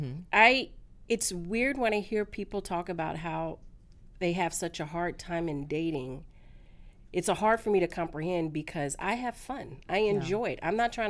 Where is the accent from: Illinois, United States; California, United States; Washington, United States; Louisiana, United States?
California, United States; also born or lived in Dallas / Tampa; now in Atlanta, United States; You couldn't tell me nothing. Coming from California.